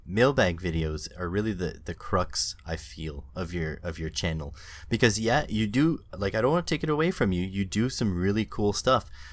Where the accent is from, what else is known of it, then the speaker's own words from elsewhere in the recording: Canada; being Canadian